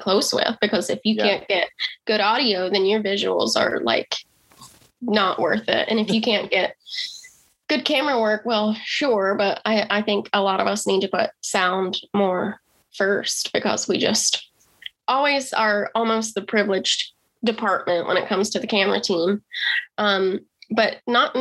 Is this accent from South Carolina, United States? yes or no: yes; Rock Hill, South Carolina, United States; I come from a small town in South Carolina. It's called Rock Hill, and it was a great place to grow up